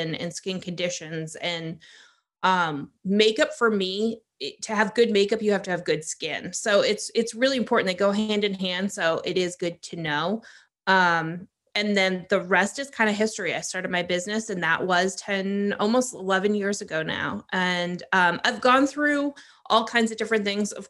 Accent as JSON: {"language": "English", "region": "Maine", "country": "United States", "tie": "born or raised there", "also_born_or_lived": "Hawaii", "moved": "as an adult", "said": "I grew up in Maine"}